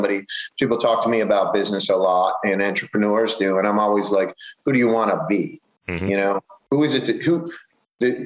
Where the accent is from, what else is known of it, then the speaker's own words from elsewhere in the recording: Buffalo, New York, United States; now in Baltimore, United States; I grew up in Buffalo